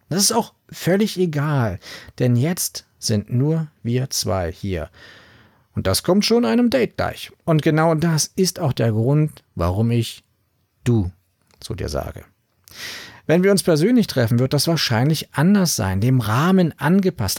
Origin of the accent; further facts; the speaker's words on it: Berlin, Germany; ich komme aus Berlin